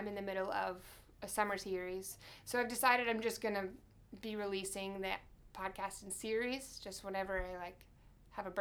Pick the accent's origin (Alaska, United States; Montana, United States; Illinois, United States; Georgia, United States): Georgia, United States; Alpharetta; I'm from Atlanta, too